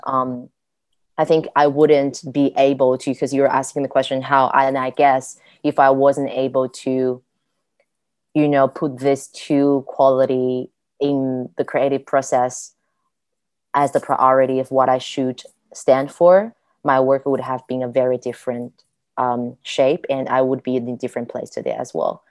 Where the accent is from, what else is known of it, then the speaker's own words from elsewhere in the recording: Guiyang, Guizhou, China; moved away as an adult; now in Germany; at my first 18 years, almost every day I spent in my hometown Guiyang